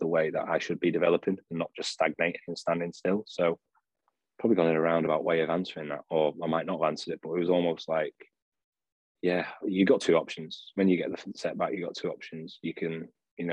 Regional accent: Sheffield, Yorkshire and the Humber, United Kingdom; moved away as an adult; also born or lived in Bolton; I was from Sheffield, but I was working in coaching in Bolton

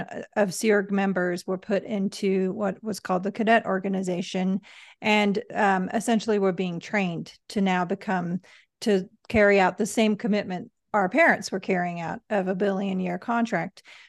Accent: Manchester, North West England, United Kingdom; I was born in England, uh, Manchester

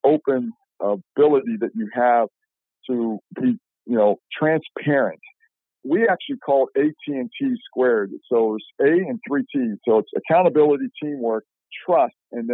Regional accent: Shadyside, Ohio, United States; moved away; Where I grew up in Ohio, I would tell you Shadyside, Ohio

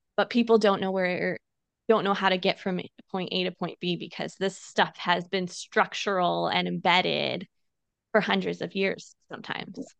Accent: Illinois, United States; moved away as an adult; now in San Diego, United States; I grew up in Illinois

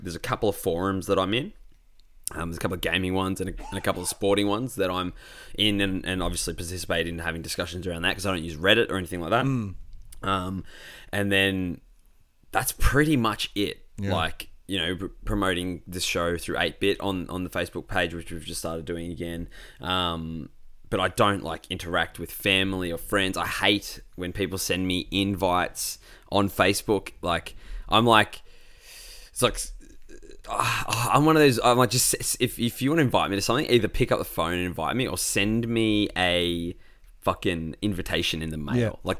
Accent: Australia; It was a harrowing week as an Australian sports fan.

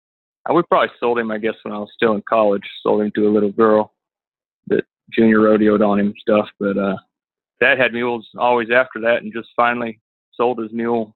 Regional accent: Runnels, Iowa, United States; now in Ranger, Texas, United States; I was raised in Iowa, not Idaho, but Iowa

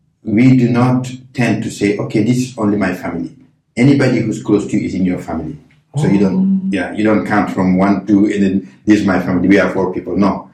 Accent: Senegal; moved away as an adult; also born or lived in Jordan; now in Japan; I was born in Senegal.

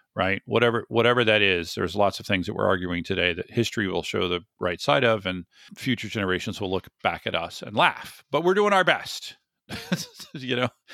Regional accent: the South, United States; I grew up in the sixties in the South

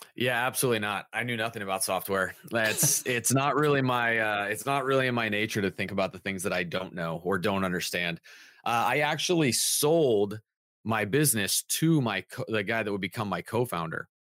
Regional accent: Southern California, United States; now in Santa Barbara, United States; I'm sixth generation from Southern California, just not from Santa Barbara.

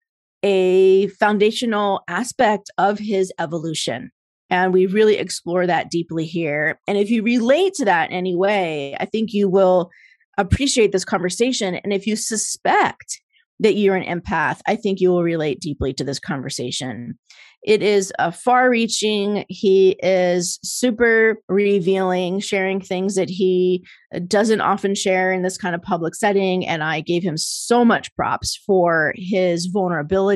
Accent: New Jersey, United States; I grew up in Jersey

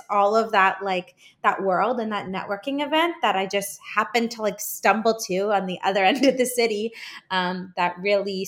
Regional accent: Canada; I'm Canadian

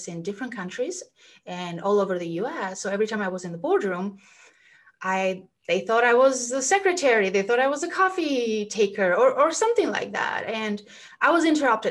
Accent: Albania; moved away as an adult; now in Los Angeles, United States; So I grew up in Albania, and then I got the chance to study in the US, which is where I am right now, in Los Angeles.

